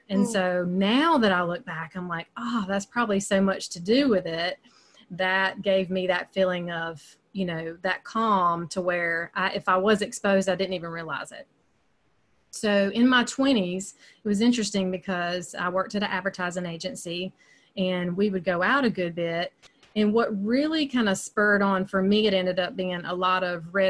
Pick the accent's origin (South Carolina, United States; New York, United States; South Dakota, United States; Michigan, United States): South Carolina, United States; upstate; accent: Southern; I live in the upstate of South Carolina, and you can probably tell by my accent, there's some Southern there. I've lived here my entire life. I'm definitely kind of what they call homegrown